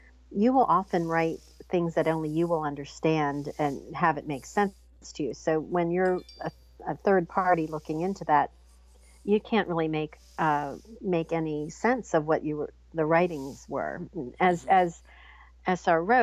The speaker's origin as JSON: {"language": "English", "region": "Pennsylvania", "country": "United States", "said": "we're from Pennsylvania, and in the United States"}